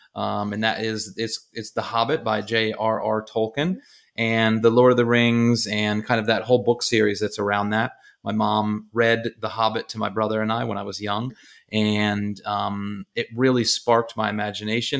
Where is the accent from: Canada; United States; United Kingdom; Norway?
United States; Baltimore, Maryland; I'm from Baltimore area